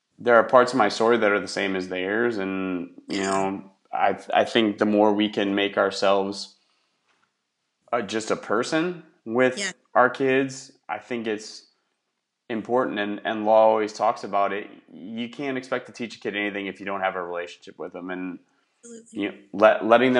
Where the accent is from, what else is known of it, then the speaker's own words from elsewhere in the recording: Wisconsin, United States; now in Houston, United States; where I grew up in Wisconsin